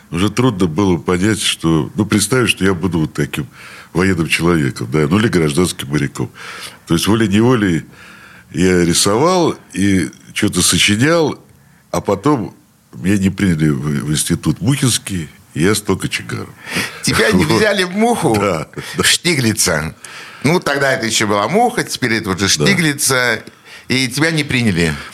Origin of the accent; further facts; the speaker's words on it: Saint Petersburg, Russia; Я родился в этом роддоме